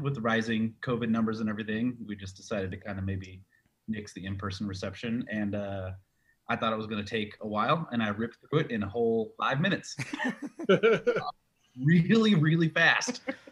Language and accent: English; Carson City, Nevada, United States; also born or lived in Florida; I lived in Nevada most of my life, like born in Florida, and then moved to Carson City when I was like 4.